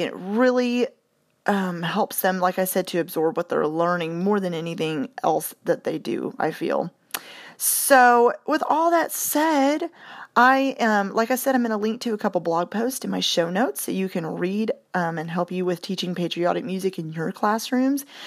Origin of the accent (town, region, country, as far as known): United States